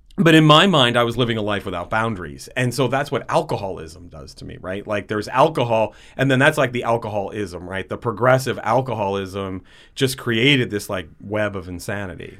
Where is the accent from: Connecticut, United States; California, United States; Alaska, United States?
Connecticut, United States; West Haven; I grew up in a city called West Haven in Connecticut